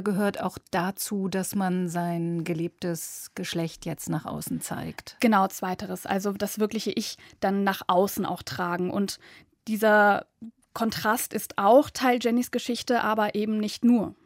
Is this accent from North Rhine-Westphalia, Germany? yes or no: yes; Düsseldorf, North Rhine-Westphalia, Germany; Ich komme aus Düsseldorf